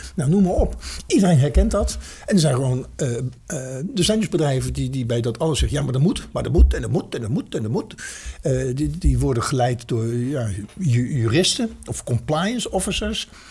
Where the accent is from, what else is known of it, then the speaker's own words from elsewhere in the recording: Netherlands; als Nederlanders